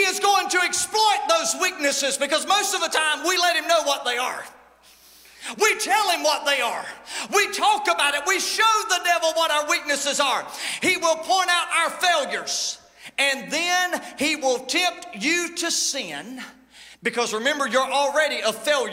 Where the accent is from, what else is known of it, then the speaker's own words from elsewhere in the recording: United States; accent: country; I just said it in the country lingo that we use. It is my native tongue. It is what I have learned to speak is country.